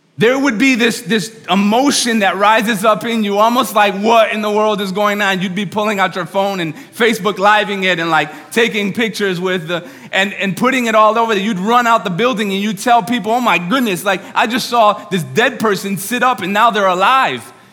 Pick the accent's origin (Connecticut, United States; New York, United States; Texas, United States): New York, United States; moved away as an adult; now in Nashville, United States; I'm from New York.